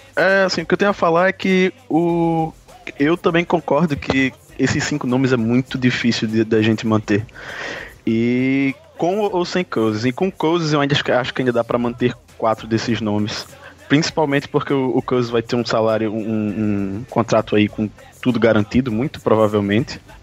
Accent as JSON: {"language": "Portuguese", "town": "Natal", "region": "Rio Grande do Norte", "country": "Brazil", "said": "eu sou do, de Natal, no Rio Grande do Norte."}